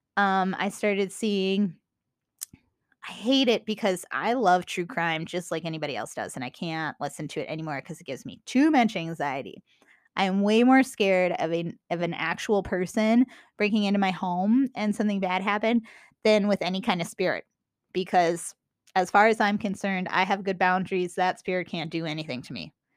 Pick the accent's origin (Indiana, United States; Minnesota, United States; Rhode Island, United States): Minnesota, United States; accent: Minnesota; my Minnesota accent